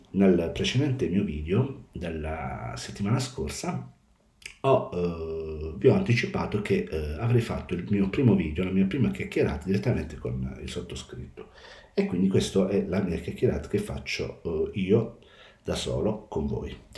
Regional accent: Molfetta, Apulia, Italy; moved away as an adult; now in Policoro, Italy; Sono originario di Molfetta, in provincia di Bari, ma sono residente a Policoro, in provincia di Matera

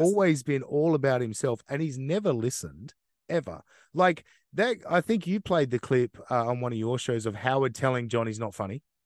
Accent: Australia; I know I'm from Australia

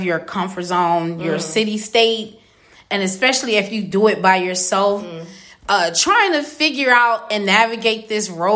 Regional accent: Wisconsin, United States; now in Atlanta, United States; I'm from Wisconsin

